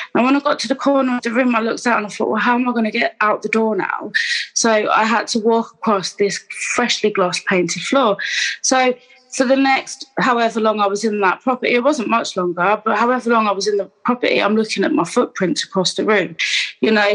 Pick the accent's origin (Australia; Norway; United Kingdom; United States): United Kingdom; Gateshead, North East England; I was born in Gateshead in Newcastle um, in the eighties